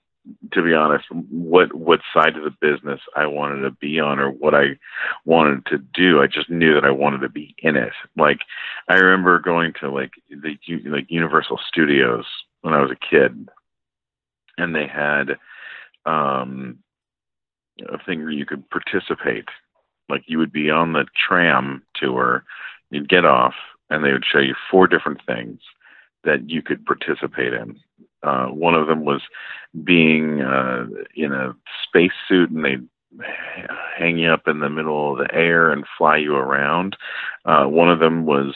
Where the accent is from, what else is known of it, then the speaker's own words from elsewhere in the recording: San Diego, California, United States; also born or lived in London, Ontario, Canada; went to school and grew up in San Diego